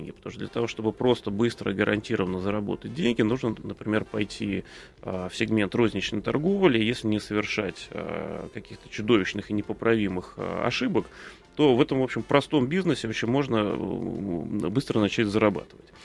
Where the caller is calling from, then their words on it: Vladimir, Vladimir Oblast, Russia; Я из Владимира звоню.